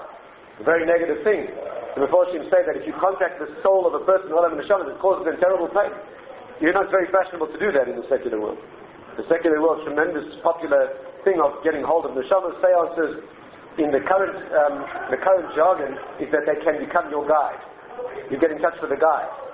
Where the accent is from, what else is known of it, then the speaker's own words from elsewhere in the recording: South Africa; I come from South Africa